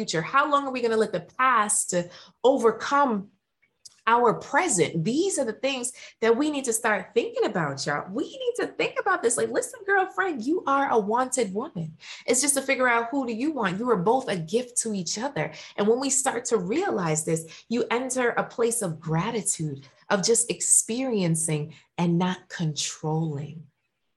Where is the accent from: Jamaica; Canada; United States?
Jamaica; I'm Jamaican, and a part of the Jamaican culture